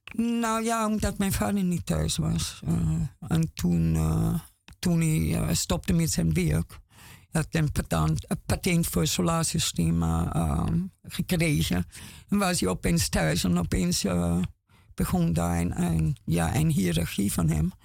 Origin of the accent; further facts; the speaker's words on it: Austria; Dutch is a second language; moved away as an adult; now in Amsterdam, Netherlands; Ik kwam 35 eh, jaar geleden van Oostenrijk heen.